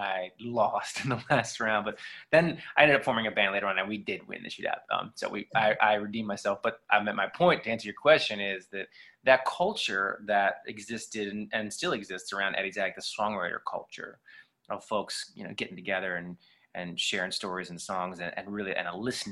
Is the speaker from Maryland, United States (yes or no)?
yes; Baltimore, Maryland, United States; moved away as an adult; also born or lived in Atlanta; I grew up in Baltimore